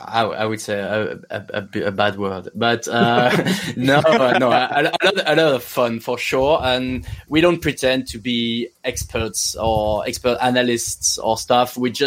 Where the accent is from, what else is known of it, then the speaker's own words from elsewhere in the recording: Quebec, Canada; No. They're from Canada. We're from Quebec, which is totally different.